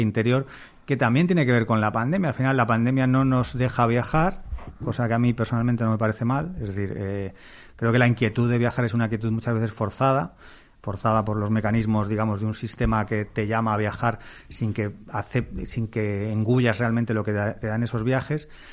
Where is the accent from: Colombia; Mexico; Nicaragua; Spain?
Spain; Castile; como mi padre soy castellano